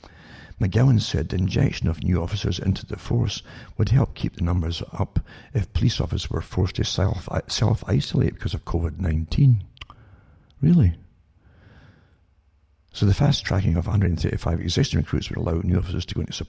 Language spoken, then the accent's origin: English; United Kingdom; now in Canada; I was brought up in austerity in Britain